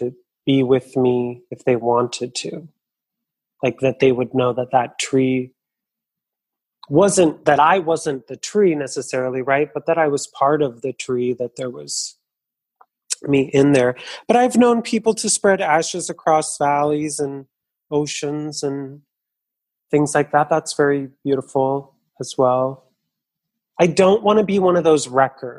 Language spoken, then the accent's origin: English; California, United States; moved away as an adult; now in Chicago, United States; I moved to Chicago, which was about 10 years. I grew up in California